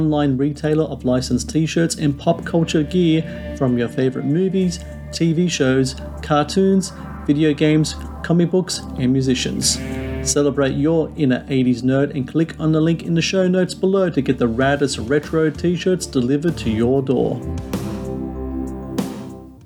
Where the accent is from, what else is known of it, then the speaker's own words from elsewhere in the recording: Australia; I was born in Australia. I was educated here.